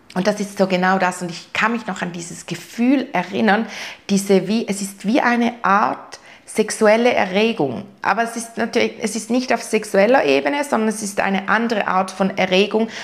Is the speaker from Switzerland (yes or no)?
yes; Switzerland; bei uns in der Schweiz